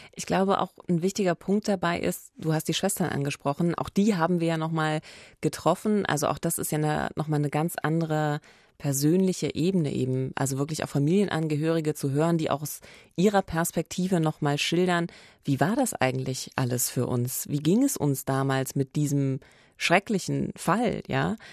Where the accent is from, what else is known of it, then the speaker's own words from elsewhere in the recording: Eberswalde, Brandenburg, Germany; in meiner Heimatstadt, äh, der wunderschönen Waldstadt Eberswalde